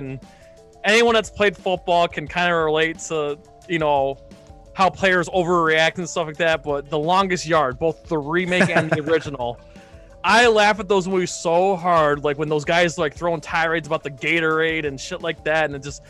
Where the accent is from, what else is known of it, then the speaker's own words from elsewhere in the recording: Syracuse, New York, United States; I'm from Syracuse